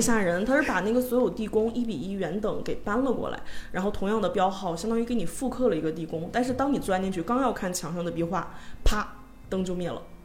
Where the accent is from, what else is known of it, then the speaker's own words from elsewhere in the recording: Northeast China, China; 这可能因为我是东北 有 人的原因